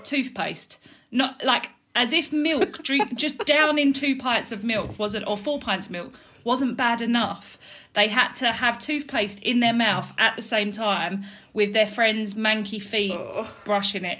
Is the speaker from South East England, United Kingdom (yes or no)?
no; Dagenham, London, United Kingdom; also born or lived in Balham, London / Mile End, London; I was originally born in Balham in South London. Um, I lived there until I was three, um, and then I moved to Mile End, which is East London, um, and I lived there till I was about eight, um, and then I moved over to Dagenham, um, which I've lived there ever since